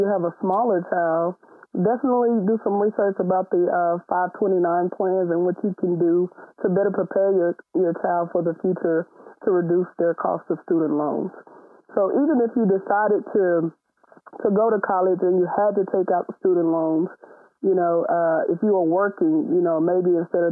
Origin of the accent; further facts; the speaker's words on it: Mississippi, United States; moved away as an adult; now in Houston, United States; I'm originally from Mississippi